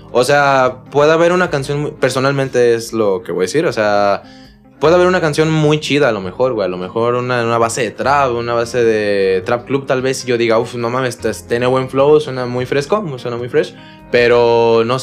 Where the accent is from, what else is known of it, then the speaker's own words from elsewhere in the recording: Cocula, Jalisco, Mexico; soy freestyler, tengo 17 años y actualmente soy competidor también y vengo de Cocula, Jalisco.